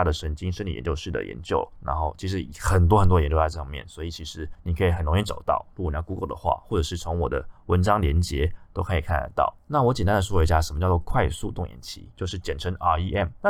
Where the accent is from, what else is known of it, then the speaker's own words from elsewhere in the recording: Taiwan; 那加上我们台湾人一直都对于安眠药的使用有很大的错误观念